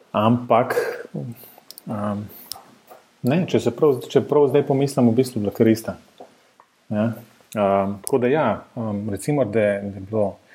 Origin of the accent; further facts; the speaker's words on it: Ljubljana, Slovenia